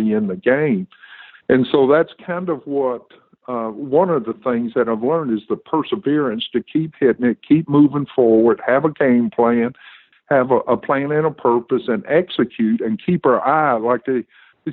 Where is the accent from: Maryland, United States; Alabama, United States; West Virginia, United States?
Alabama, United States; I grew up in Alabama, so everything is in my neighborhood. We grew up in the housing projects in Alabama